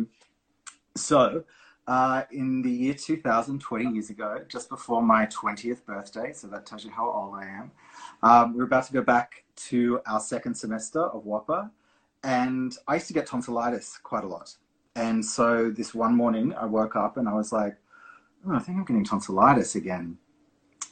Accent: Brisbane, Queensland, Australia; I'm from Brisbane. We're in Perth

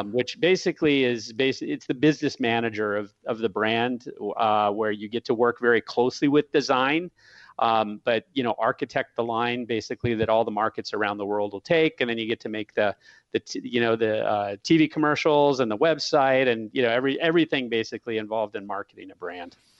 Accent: San Diego, California, United States; I lived in, I grew up in San Diego.

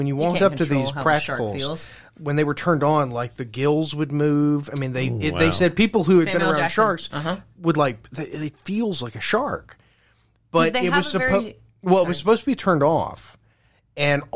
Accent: Louisiana, United States; I'm from Louisiana. We'd go off the coast

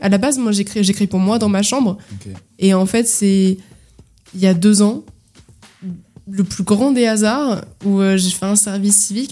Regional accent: Île-de-France, France; j'ai grandi en Ile-de-France. Euh, j'ai alterné entre 77 euh, et 93

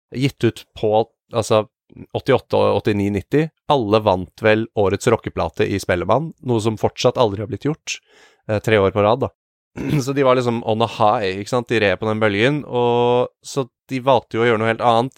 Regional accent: Norway; Vi skulle spille på et ganske lite sted som heter Musikkflekken i Samvika, der jeg er fra

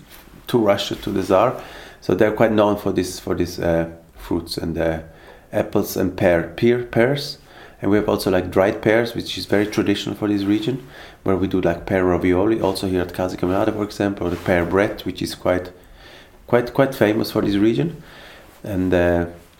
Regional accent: near Fürstenau, Graubünden, Switzerland; English is a second language; also born or lived in Canada; I'm a chef from Switzerland, and I grew up just close to my restaurant. It's about 20 minutes from here, from Fürstenau, where we are now, in the mountains and in a village with 600 inhabitants.

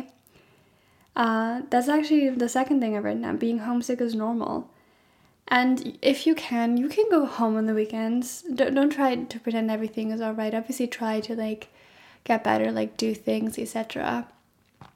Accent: Germany; moved away as an adult; now in Scotland, United Kingdom; I study in Scotland and I'm originally from Germany. So I'm studying abroad and I moved abroad for this as well

